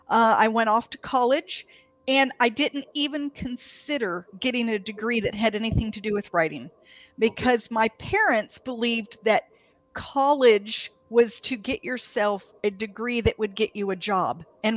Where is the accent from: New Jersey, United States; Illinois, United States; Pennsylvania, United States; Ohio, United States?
Ohio, United States; Canton; also born or lived in Athens, Greece; So I was born in Athens, Greece. My dad was in the Air Force, and there was a joint Air Force base there. And I don't remember it. We moved when I was 2. I was in Canton, Ohio.